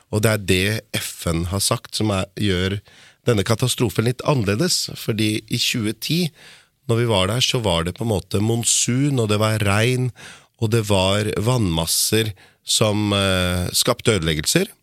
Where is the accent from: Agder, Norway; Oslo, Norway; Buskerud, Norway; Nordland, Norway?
Buskerud, Norway; Lier; jeg er fra Lier